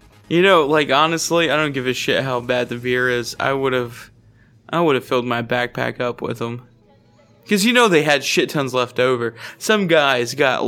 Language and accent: English; Louisiana, United States; I grew up in Louisiana